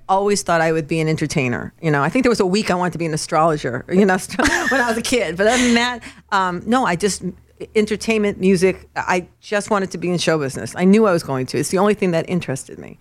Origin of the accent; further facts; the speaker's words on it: Los Angeles, California, United States; moved away as an adult; also born or lived in New York / Nashville; I was born in New York but raised in Los Angeles